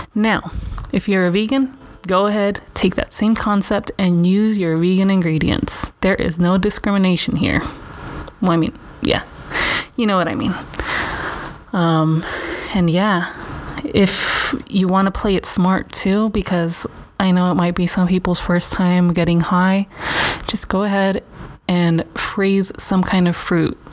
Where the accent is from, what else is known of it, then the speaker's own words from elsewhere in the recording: Los Angeles, California, United States; I grew up in Venice.